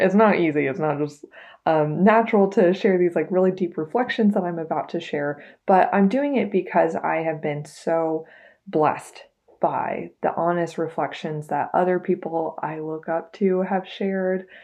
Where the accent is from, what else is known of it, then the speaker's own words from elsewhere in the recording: Texas, United States; I am a very proud seventh generation Texan.